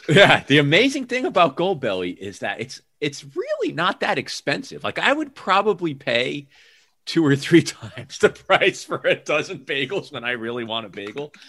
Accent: New Haven, Connecticut, United States; moved away as an adult; also born or lived in New York City; now in Seattle area, United States; I grew up outside of New Haven, Connecticut

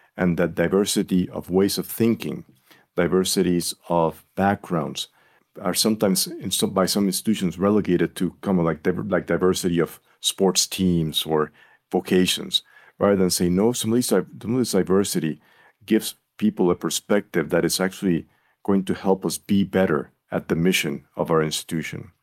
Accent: Puerto Rico; moved away as an adult; now in North Carolina, United States; I'm a native of Puerto Rico. That is where I was born, where I was raised

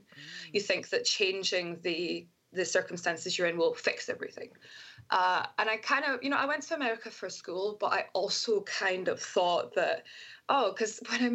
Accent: Scotland, United Kingdom; now in United States; I'm from Scotland

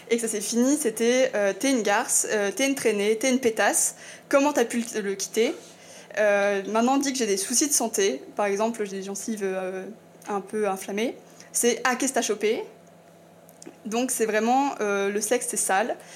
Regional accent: eastern France, France; je viens de l'Est, où euh, pour moi, c'est encore euh, très culturel, ancré, que tout ce qui est misogyne.

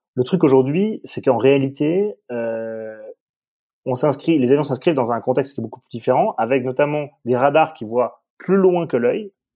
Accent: south-west France, France; je suis un enfant du Sud-Ouest

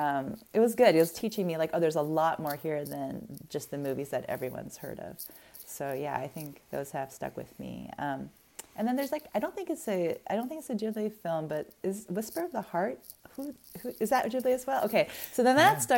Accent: Arizona, United States; born or raised there

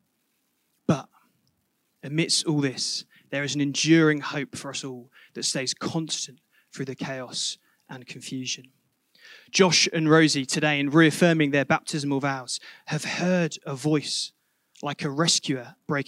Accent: Reading, South East England, United Kingdom; moved away; my hometown of Reading

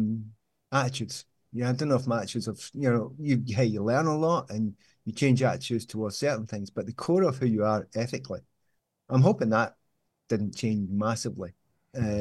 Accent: Glasgow, Scotland, United Kingdom; I'm from Glasgow. And Easterhouse

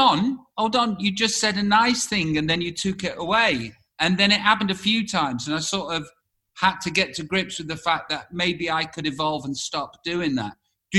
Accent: England, United Kingdom; As English people, we do that.

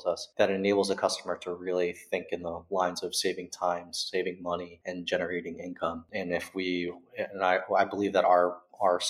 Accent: United States; now in Berlin, Germany; I'm American, even though I live here in Berlin.

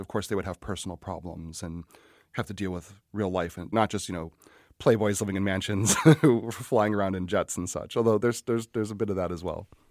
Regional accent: Scranton, Pennsylvania, United States; I'm from Scranton, Pennsylvania

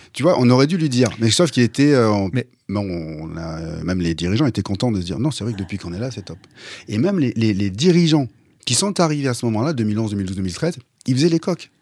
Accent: France; en tant que Français

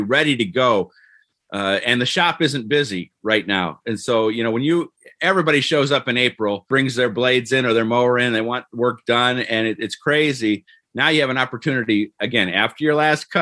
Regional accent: Cleveland, Ohio, United States; moved away; Where I grew up in Cleveland, they have this thing called Daffodil Hill

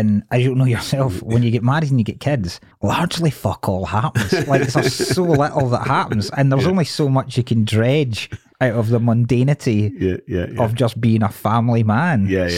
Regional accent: Dumfries, Scotland, United Kingdom; moved away as an adult; now in Glasgow, United Kingdom; So I grew up in Dumfries.

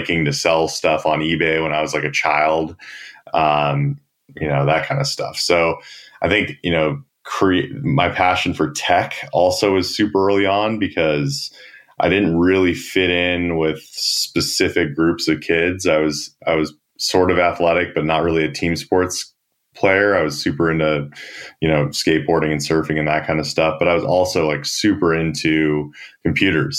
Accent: San Diego, California, United States; I grew up in San Diego.

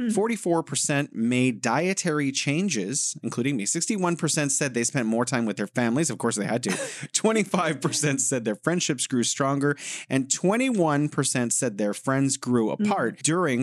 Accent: California, United States; moved away as an adult; now in Beijing, China; I'm from the Golden State, California. Now I'm living here in beautiful Beijing

